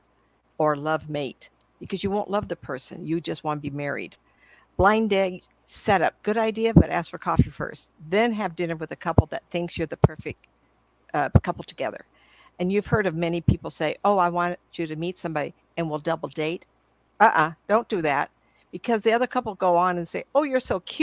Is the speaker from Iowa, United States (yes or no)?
no; Hollywood, California, United States; My sister and I were born and raised in Hollywood by the beach